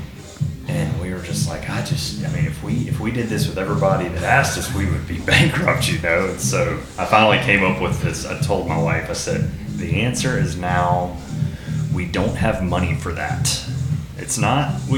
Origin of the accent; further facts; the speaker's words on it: Louisiana, United States; now in Texas, United States; I grew up in Louisiana, and we took French